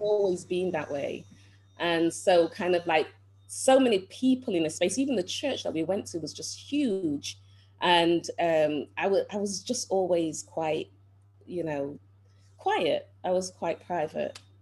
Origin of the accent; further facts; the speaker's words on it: Manchester, North West England, United Kingdom; I was born in England, um, Manchester, England. And Manchester, I'm sure most of you know, is the north of England.